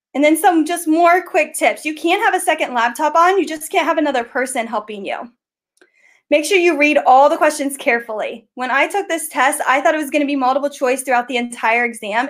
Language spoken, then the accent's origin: English; Ohio, United States; I am from Ohio. I am the GEG co leader with Eric Kurtz for Ohio